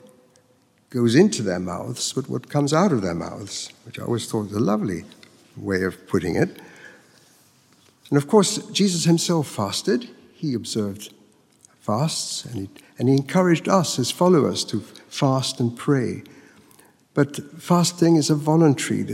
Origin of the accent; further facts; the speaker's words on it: Mexico; moved away; I grew up in Mexico, where every day you can see the pilgrims making their way to the shrine of the Virgin of Guadalupe.